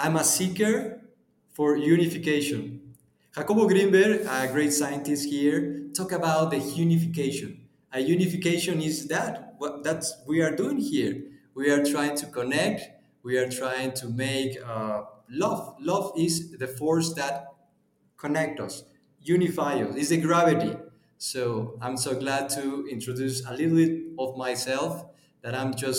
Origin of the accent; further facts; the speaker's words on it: Puebla, Mexico; I'm from Mexico. I'm from almost the middle of the Mexico countryside. We are in the largest four city in Mexico. The name is Puebla